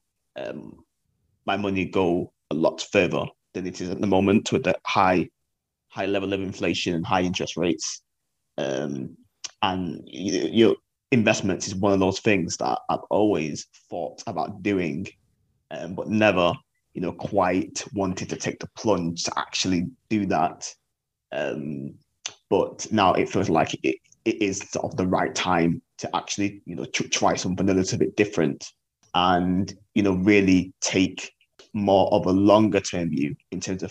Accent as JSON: {"language": "English", "town": "Manchester", "region": "North West England", "country": "United Kingdom", "said": "I'm from Manchester, 30, and I work as a media publicist."}